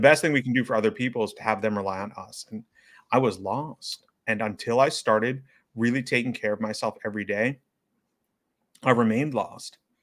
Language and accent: English; New York City, New York, United States; As a resident of New York City, as someone who was born and raised in New York City